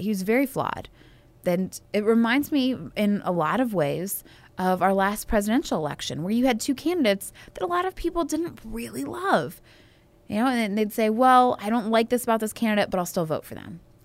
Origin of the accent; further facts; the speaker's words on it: Alabama, United States; I am from Alabama